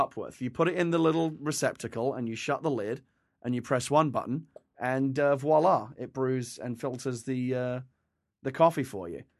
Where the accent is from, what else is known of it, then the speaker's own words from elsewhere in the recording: England, United Kingdom; now in United States; I was a tea drinker as an English person for many years, and, and since I moved to America